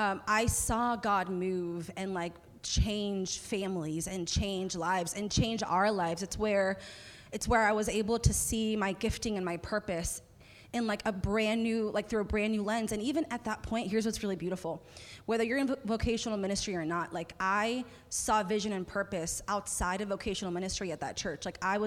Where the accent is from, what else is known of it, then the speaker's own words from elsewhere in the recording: Anchorage, Alaska, United States; moved away as an adult; also born or lived in North Carolina; I was raised in Anchorage, Alaska, formative years. And it was just a really difficult, beautiful part of my story. And from Alaska, I moved down to North Carolina.